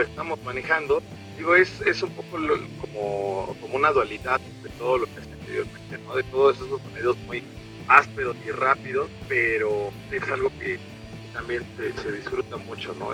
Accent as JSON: {"language": "Spanish", "country": "Mexico", "said": "Somos, estamos en México, somos eh, músicos mexicanos, somos en español."}